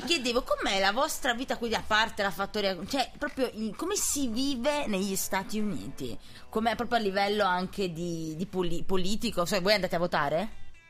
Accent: Naples, Campania, Italy; moved away; io sono napoletana

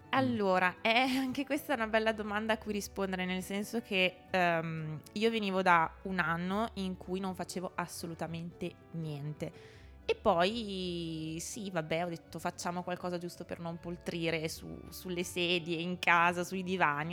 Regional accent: a village in the province of Mantua, Lombardy, Italy; moved away as an adult; now in Trento, Italy; io vengo da un paesino che è in provincia di Mantova, quindi sono lombarda, anche se mi sento molto più veneta perché sono proprio un ibrido

